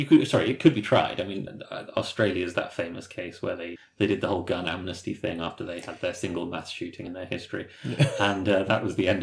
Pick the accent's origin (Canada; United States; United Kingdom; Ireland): Ireland; So I'm coming from Ireland.